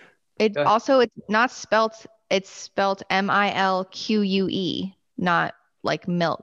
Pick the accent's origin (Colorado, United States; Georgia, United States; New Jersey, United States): New Jersey, United States; I'm from New Jersey